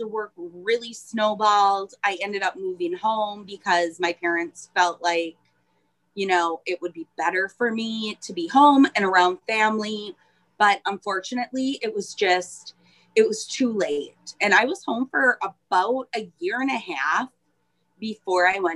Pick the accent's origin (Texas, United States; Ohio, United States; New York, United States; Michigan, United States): Michigan, United States; Iron Mountain; also born or lived in Nashville, Tennessee / Pennsylvania / Minnesota; Home is Upper Michigan, Iron Mountain, Michigan